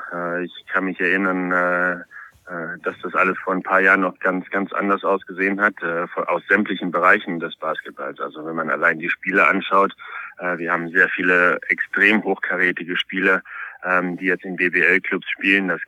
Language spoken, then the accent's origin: German; Poland; now in Germany; ich bin ja gebürtiger Pole. In Polen spricht man … aus.